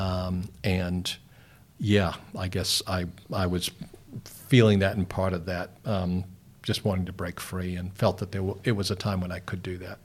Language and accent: English; Boston, Massachusetts, United States; now in New Zealand; I'm originally from Boston in the States.